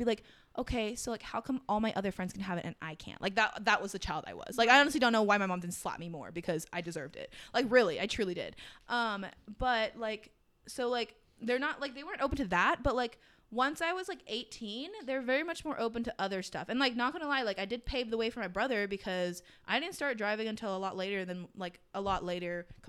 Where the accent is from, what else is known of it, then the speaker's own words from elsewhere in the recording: United States; Well, obviously, I wasn't born in Latin America. I was born in America.